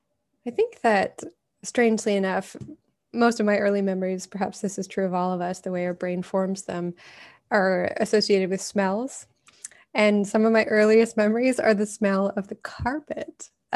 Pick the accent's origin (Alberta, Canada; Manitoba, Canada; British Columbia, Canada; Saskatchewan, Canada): Alberta, Canada; Calgary; I grew up in Alberta, in Calgary.